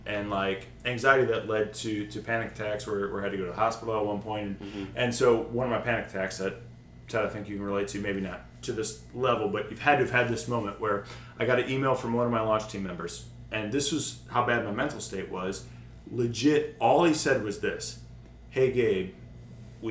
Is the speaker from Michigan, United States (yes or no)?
yes; Detroit, Michigan, United States; I grew up in the Metro Detroit area.